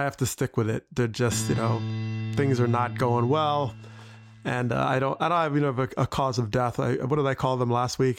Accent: New Jersey, United States; I grew up in Jersey

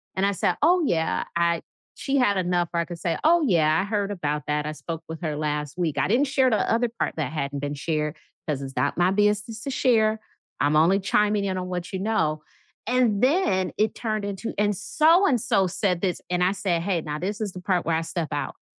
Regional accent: Midwest, United States; I'm from the Midwest, so I say movies

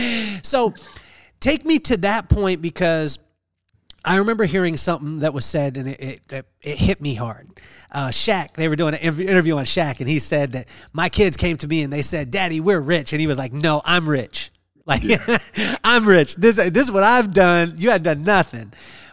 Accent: Lompoc, California, United States; I'm from Lompoc. And so Lompoc, California

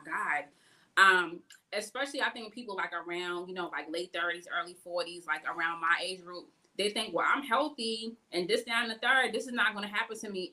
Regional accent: Boston, Massachusetts, United States; moved away; where I was born and raised out in Boston

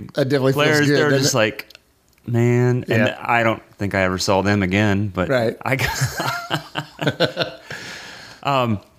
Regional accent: Columbus, Ohio, United States; I grew up in Columbus

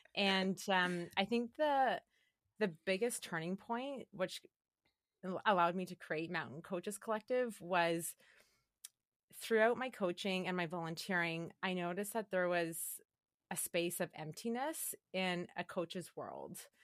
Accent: Calgary, Alberta, Canada; I grew up in Calgary, Alberta

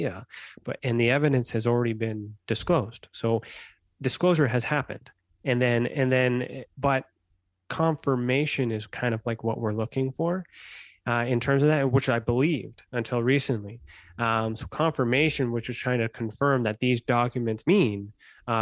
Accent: Canada; I'm Canadian

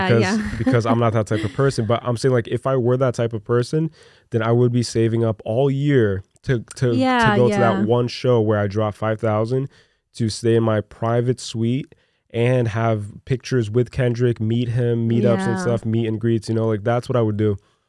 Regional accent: Newark, New Jersey, United States; moved away; also born or lived in Brazil; I'm from Newark, dude.

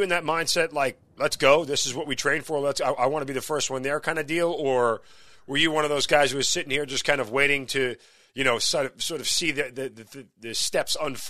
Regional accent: New York, United States; I mean, I'm from New York. I had family there.

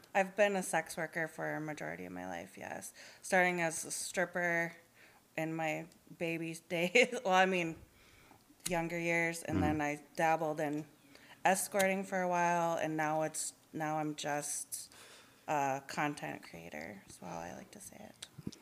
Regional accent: Duluth, Minnesota, United States; moved away as an adult; also born or lived in Twin Cities, Minnesota; now in Minneapolis, United States; technically I'm from Duluth and I moved to the Twin Cities area in 2011

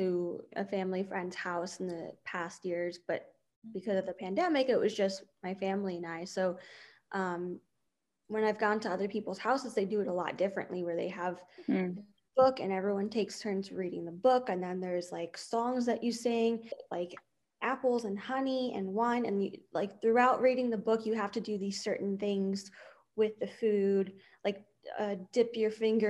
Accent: New Rochelle, New York, United States; now in Boca Raton, United States; I grew up in New York, and the area that I grew up in was predominantly Jewish area

